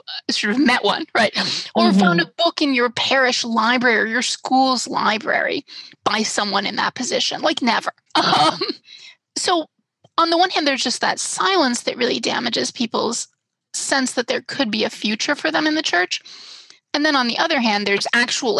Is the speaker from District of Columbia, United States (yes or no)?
yes; Washington, District of Columbia, United States; I live in DC, which is my hometown. So I'm not far from where I grew up